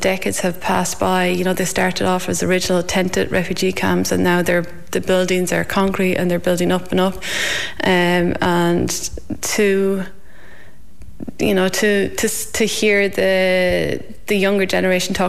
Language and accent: English; County Longford, Ireland; moved away as an adult; also born or lived in Australia; now in Ballinskelligs, Ireland; I'm originally from Edristown in Longford